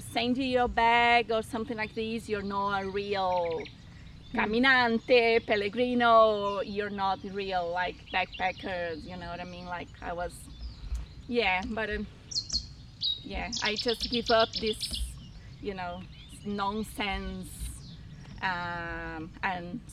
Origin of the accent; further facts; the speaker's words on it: Argentina; now in Brazil; I'm actually from Argentina, but I live in Brazil.